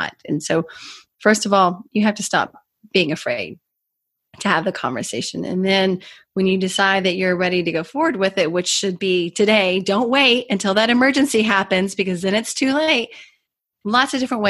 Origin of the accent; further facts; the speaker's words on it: Kentucky, United States; moved away as an adult; also born or lived in Washington, D.C.; when I moved from Washington, D.C. back to my home state of Kentucky